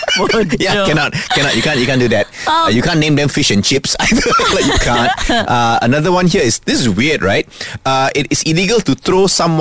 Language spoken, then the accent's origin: English; Malaysia; He was like, where are you from? I said, I'm from Malaysia.